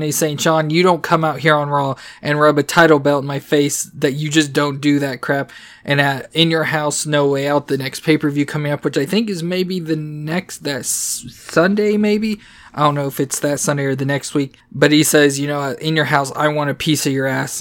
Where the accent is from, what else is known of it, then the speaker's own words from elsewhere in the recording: Indiana, United States; we're still in my home state of Indiana